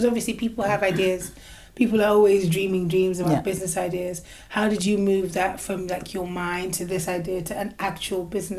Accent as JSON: {"language": "English", "country": "Nigeria", "said": "I'm Nigerian"}